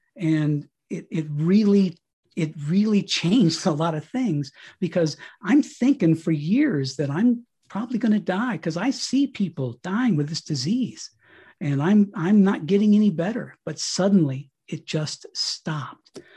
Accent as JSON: {"language": "English", "region": "Colorado", "country": "United States", "tie": "born or raised there", "moved": "as an adult", "said": "my wife and I got this, uh, property out here in Colorado, we came back to my hometown"}